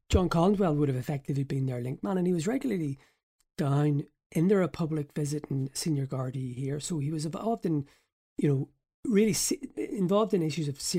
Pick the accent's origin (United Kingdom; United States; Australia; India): United Kingdom; Northern Ireland; because obviously I grew up in the Troubles